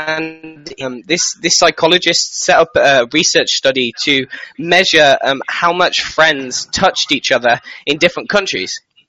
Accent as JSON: {"language": "English", "country": "United Kingdom", "said": "But since I'm British, if I wasn't in a relationship, then this probably wouldn't have happened."}